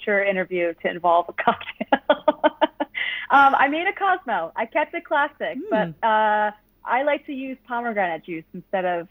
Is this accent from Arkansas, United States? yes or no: no; Voorhees, New Jersey, United States; I'm from Voorhees, New Jersey. It's about 20 minutes out of Philly